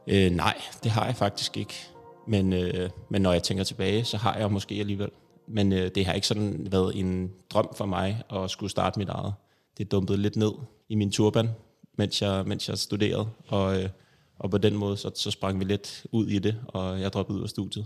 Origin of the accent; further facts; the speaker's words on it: Copenhagen, Capital Region of Denmark, Denmark; Jeg er øh, født og vokset i København